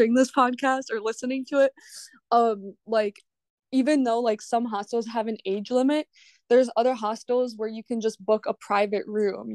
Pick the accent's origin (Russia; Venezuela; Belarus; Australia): Belarus; now in Minnesota, United States; I'm actually from Eastern Europe. I'm from Belarus.